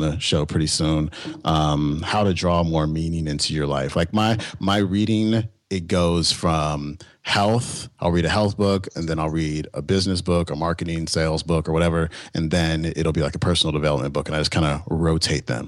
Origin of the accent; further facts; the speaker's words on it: Bay Area, California, United States; now in San Diego, United States; I'm from the Bay Area.